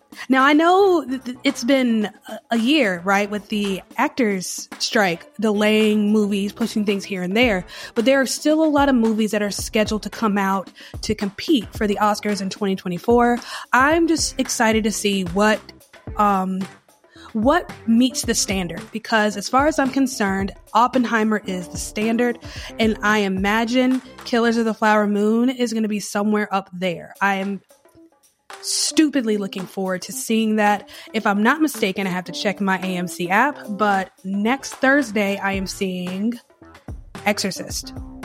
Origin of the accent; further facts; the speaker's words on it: Boston, Massachusetts, United States; now in New Orleans, United States; you want to tell the whole world, hey, I'm from Boston. Like, I have no problem volunteering information. Yeah, I live in New Orleans.